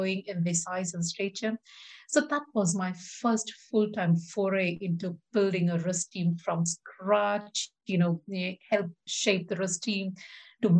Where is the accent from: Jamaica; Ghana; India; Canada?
India; moved away as an adult; now in United Kingdom; I grew up in India and my dad was an aeronautical engineer